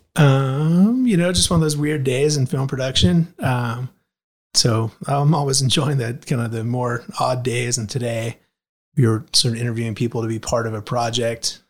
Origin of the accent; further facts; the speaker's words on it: Anchorage, Alaska, United States; moved away; I grew up in Anchorage, Alaska